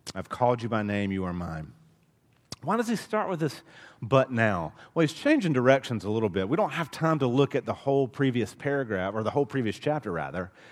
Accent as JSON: {"language": "English", "town": "Dothan", "region": "Alabama", "country": "United States", "tie": "born or raised there", "said": "growing up in Dothan, Alabama"}